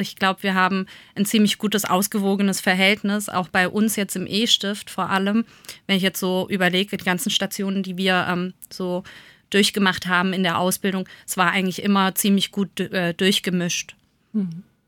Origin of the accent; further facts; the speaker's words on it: Germany; bei uns in Deutschland